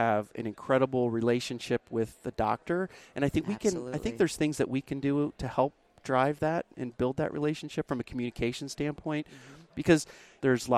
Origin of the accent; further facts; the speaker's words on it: Milford, Delaware, United States; moved away as an adult; now in Charlotte, United States; I'm from Milford, Delaware, where the LD Calk company was and still is